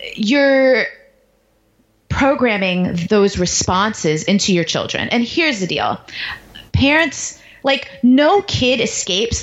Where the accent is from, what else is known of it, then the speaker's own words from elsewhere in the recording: New York, United States; moved away as an adult; also born or lived in Baltimore / Washington, D.C.; I grew up in New York